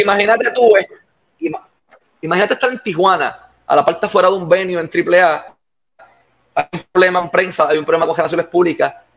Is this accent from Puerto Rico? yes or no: yes; Puerto Rico; Yo me crié en el Tuque